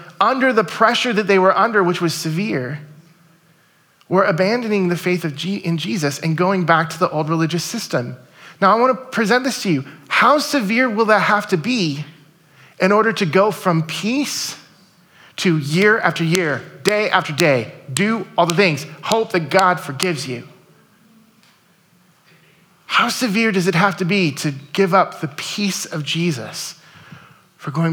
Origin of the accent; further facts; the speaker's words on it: United States; we are American 2019 Christians